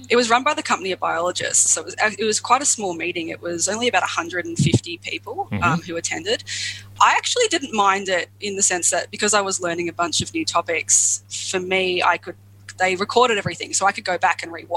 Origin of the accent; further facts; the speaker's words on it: Australia; I'm an Australian citizen